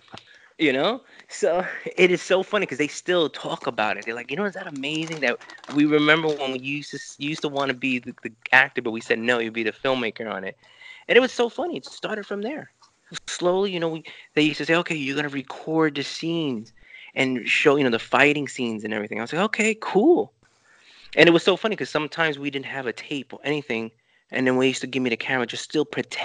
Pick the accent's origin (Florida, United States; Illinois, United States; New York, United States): New York, United States; New York City; first language Spanish; English is a second language; I grew up in Lower East Side. I grew up in Chinatown